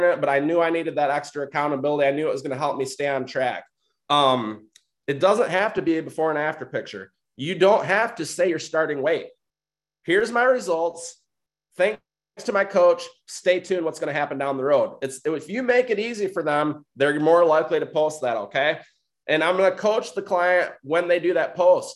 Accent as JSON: {"language": "English", "region": "Michigan", "country": "United States", "said": "I'm from Michigan. I'm not from Oklahoma."}